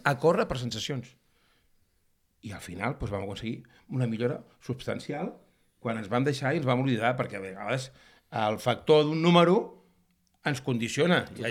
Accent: Catalonia, Spain; sóc més català que, que la barretina

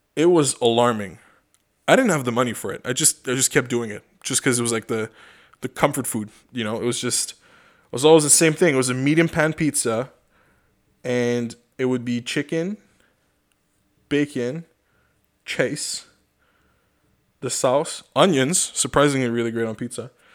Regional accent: Canada; I'm a Canadian

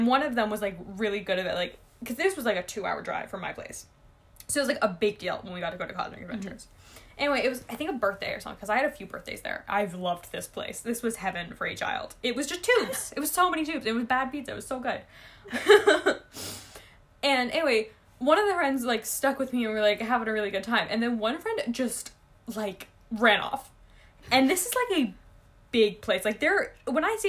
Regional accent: Ontario, Canada; I grew up in Ontario

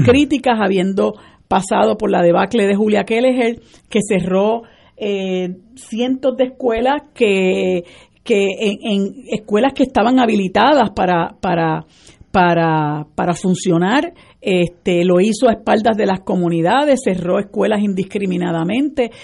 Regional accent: Puerto Rico

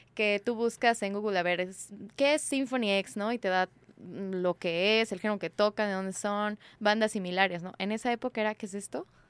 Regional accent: Mexico City, Mexico; Yo soy de la Ciudad de México

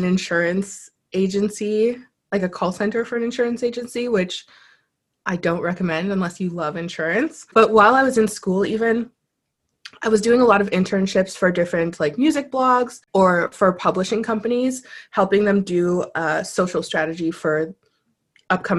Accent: Ottawa, Ontario, Canada; moved away; also born or lived in Tokyo; I was born and raised in Ottawa.

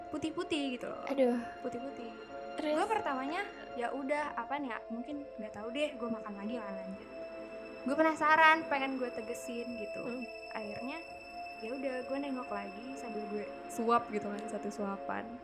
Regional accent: Ciamis, West Java, Indonesia; di Ciamis Jawa Barat

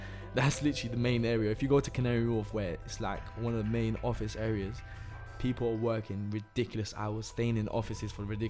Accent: Italy; now in London, United Kingdom; It's funny because I'm from Italy as well.

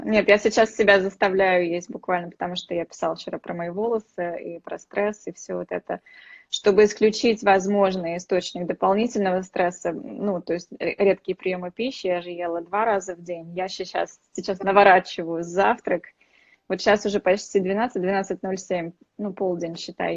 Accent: Saint Petersburg, Russia; Я тоже из Питера, так что мы с вами землячки

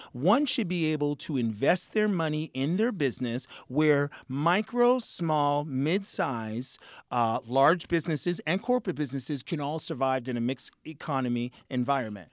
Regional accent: Boston, Massachusetts, United States; I was brought up as an upper middle class African American. And, and, and I'm from Boston, Mass

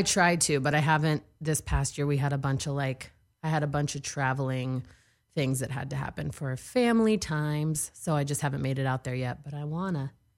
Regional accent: Texas, United States; also born or lived in New York; now in Los Angeles, United States; I'm from Texas

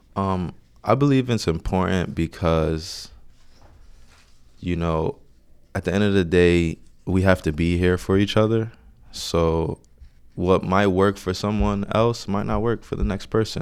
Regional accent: Orange, New Jersey, United States; I grew up in Orange, New Jersey

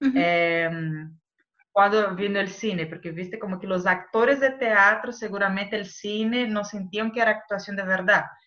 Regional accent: Brazil; Spanish is a second language; moved away; como yo soy brasileña y hablo español

